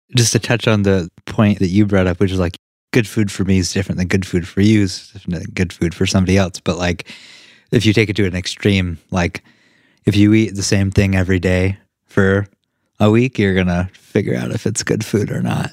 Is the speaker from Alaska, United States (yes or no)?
no; Vermont, United States; we're from Vermont